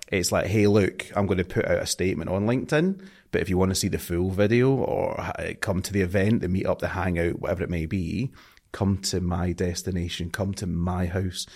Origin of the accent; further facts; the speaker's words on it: Scotland, United Kingdom; accent: Scottish; I'm too Scottish to, my, my accent's too strong